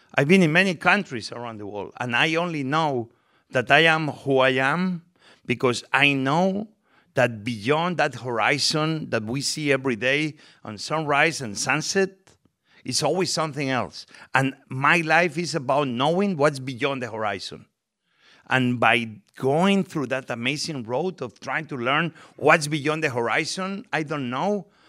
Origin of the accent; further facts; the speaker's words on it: Spain; English is a second language; moved away as an adult; now in United States; I came from Spain, I was very young